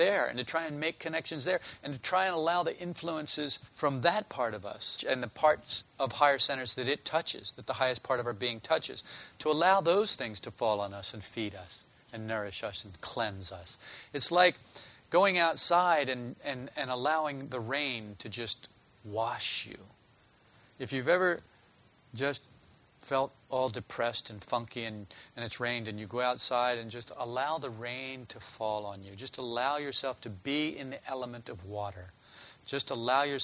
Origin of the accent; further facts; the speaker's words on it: a northern state on the East Coast, Northeast, United States; when I was a child, I was raised on the East Coast, and it was in a northern state, so we had the four seasons.